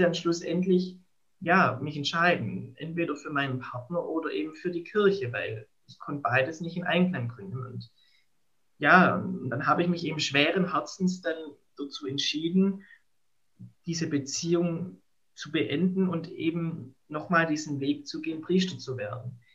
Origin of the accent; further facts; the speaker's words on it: Baden-Württemberg, Germany; ich komme ja aus Baden-Württemberg, aus also der Diözese Rottenburg-Stuttgart